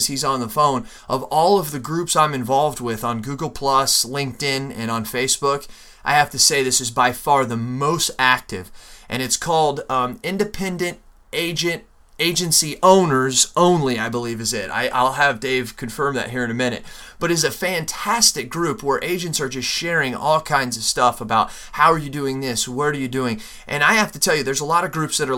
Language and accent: English; Phoenix, Arizona, United States; moved away; I was born in Phoenix, Arizona